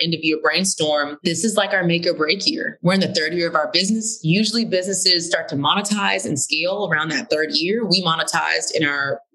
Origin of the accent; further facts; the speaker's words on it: Houston, Texas, United States; now in Atlanta, United States; I grew up in Houston, Texas, super diverse city